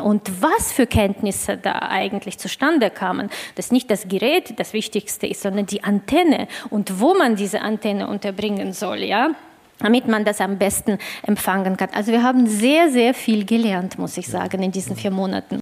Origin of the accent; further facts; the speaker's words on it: Russia; für mich als äh, Russin und äh, Inhaberin des deutschen Passes äh, und des russischen Passes